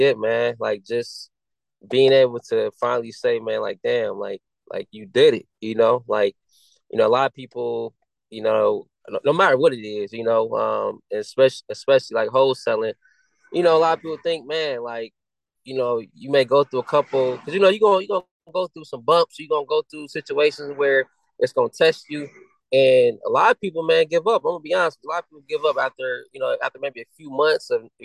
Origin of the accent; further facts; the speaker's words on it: Akron, Ohio, United States; I'm from Akron, Ohio